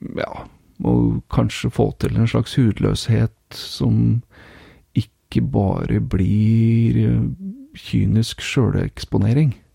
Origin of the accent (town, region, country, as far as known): Norway; now in Finland